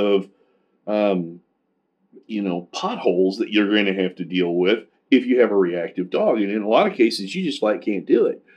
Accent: Kansas City, United States; I'm from Kansas City

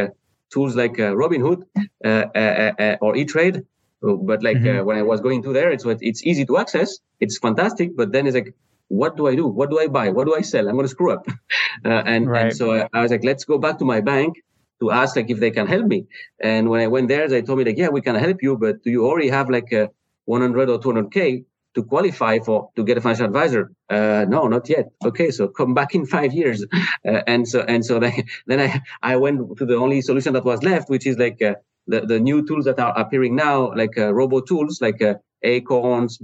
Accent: France; English is a second language; moved away as an adult; also born or lived in Spain; now in Cleveland, United States; I'm from France originally

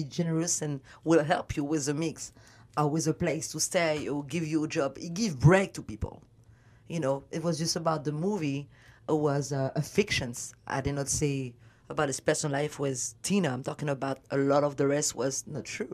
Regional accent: Paris, Île-de-France, France; accent: French; English is a second language; moved away as an adult; now in Los Angeles, United States; I did not speak no word of English because I'm from Paris.

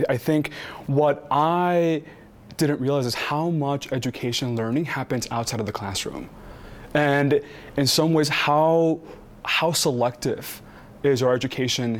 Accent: Texas, United States; I'm from Texas. I grew up eating 2x for breakfast every morning

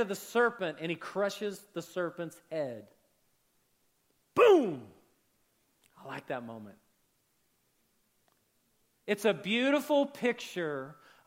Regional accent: Oklahoma City, Oklahoma, United States; I grew up in Oklahoma City, but we grew up in this little bitty house

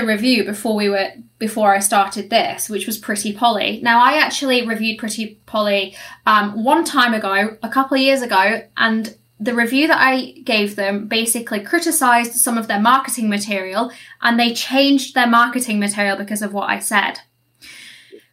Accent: United Kingdom; my own country, my own land where I'm from

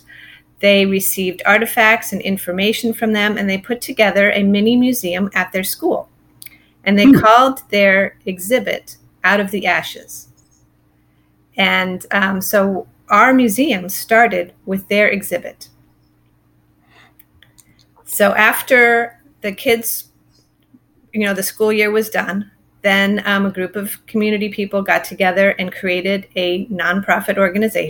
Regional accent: Silicon Valley, California, United States; I grew up in California, in the Silicon Valley

